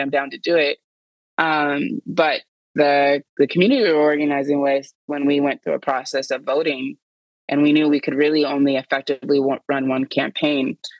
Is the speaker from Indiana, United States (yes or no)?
yes; Indianapolis, Indiana, United States; moved away as an adult; now in Seattle, United States; I was born and raised in Indianapolis, Indiana